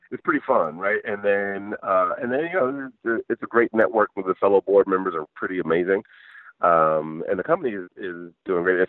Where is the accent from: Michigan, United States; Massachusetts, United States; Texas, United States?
Michigan, United States; I grew up in Michigan and then worked in engineering